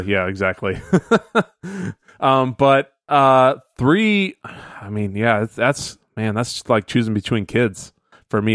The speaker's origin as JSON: {"language": "English", "town": "Phoenix", "region": "Arizona", "country": "United States", "tie": "born or raised there", "said": "growing up in Phoenix"}